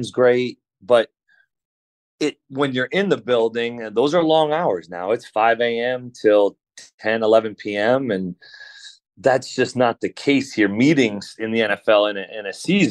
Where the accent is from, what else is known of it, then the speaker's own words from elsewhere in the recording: Rhode Island, United States; also born or lived in Thousand Oaks, California; now in Lexington, United States; I grew up in Rhode Island